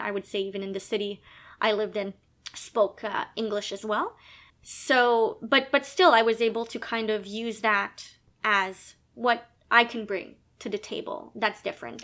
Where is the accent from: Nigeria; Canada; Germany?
Canada; Quebec; now in Ontario, Canada; I was born in Canada, born in Quebec